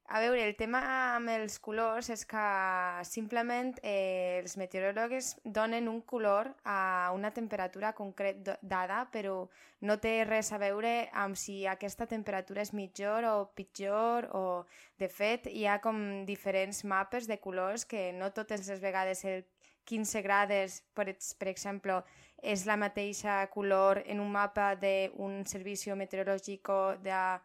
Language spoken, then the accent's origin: Catalan; Madrid, Community of Madrid, Spain; Catalan is a second language; moved away; sóc de Madrid, llavors, eh, perdó si el meu català no és 100% perfecte